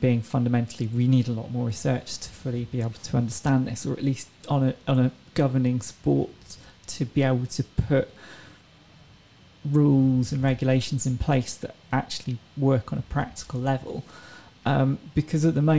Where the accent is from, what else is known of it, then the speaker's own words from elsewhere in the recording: England, United Kingdom; They're like, hold on, are you French? I'm like, no, I'm from England.